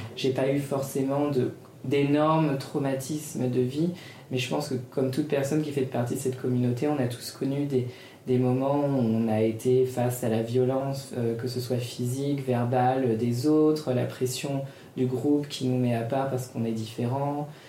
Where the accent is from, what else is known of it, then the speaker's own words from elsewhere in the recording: Paris, Île-de-France, France; also born or lived in United States; Ici, c'est ma ville, Paris, c'est là où j'ai grandi.